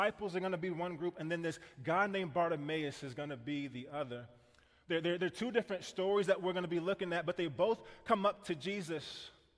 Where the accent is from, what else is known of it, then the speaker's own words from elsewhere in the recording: Kansas City, United States; I grew up in Kansas City, and I grew up in this neighborhood